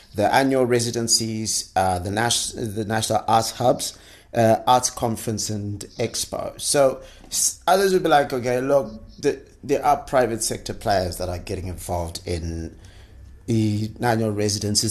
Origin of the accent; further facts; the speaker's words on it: Zimbabwe; I'm from Zimbabwe